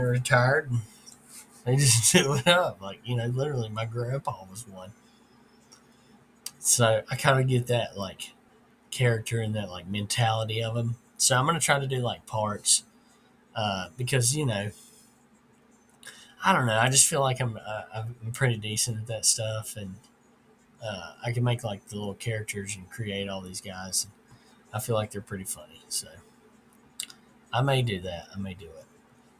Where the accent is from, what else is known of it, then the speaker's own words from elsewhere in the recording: the South, United States; Or I grew up in the South, and that's the maintenance guy at our church.